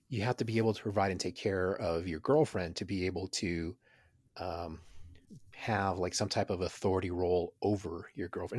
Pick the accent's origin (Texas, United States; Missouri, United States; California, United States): Texas, United States; Houston; growing up in Houston in the middle of gang violence